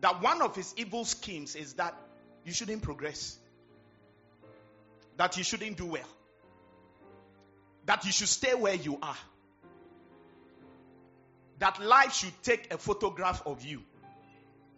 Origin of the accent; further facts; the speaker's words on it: Accra, Greater Accra, Ghana; when we were growing up, I was born in Labadi